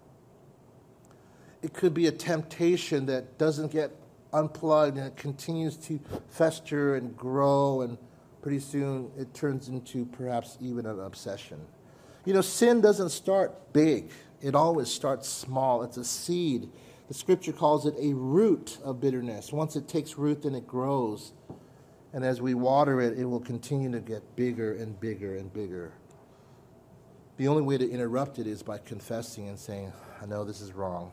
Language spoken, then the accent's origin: English; California, United States; I'm from California